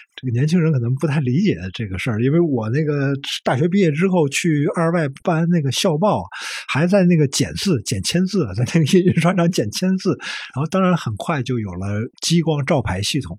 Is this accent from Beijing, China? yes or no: yes; Beijing, China; first language Beijing dialect; 我是北京人啊，从小就说北京话